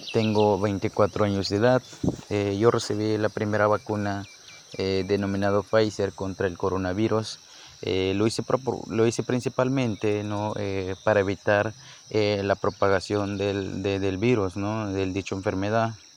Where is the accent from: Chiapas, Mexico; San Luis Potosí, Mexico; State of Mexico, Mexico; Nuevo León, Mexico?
Chiapas, Mexico; Ejido Miguel Hidalgo; soy del Ejido Miguel Hidalgo, municipio de Cocingo, Chiapas